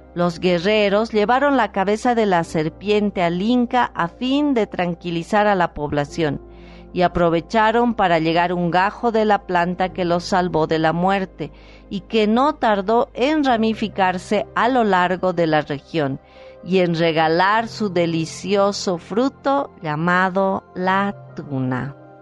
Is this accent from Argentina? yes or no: no; Potosí, Bolivia; mi país, de Bolivia, y muchas veces lo he hecho de mi ciudad natal Potosí